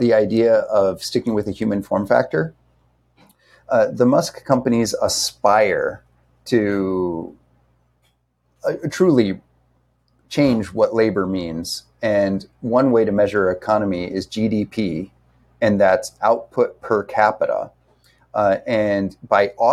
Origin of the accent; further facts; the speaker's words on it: Indiana, United States; now in Honolulu, United States; I grew up in Indiana in a small town.